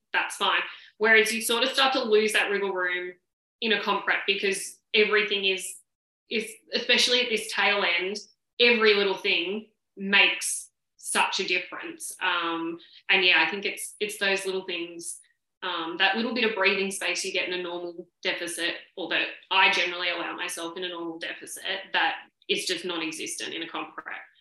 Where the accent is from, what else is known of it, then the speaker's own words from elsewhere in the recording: Sydney, New South Wales, Australia; now in Victoria, Australia; obviously I live in Victoria, but I'm originally from Sydney and all my family are there.